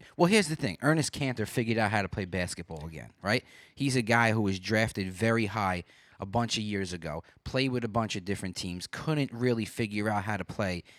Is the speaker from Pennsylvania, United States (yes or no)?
no; New York City, New York, United States; now in Binghamton, United States; I'm from Brooklyn. I was born and raised there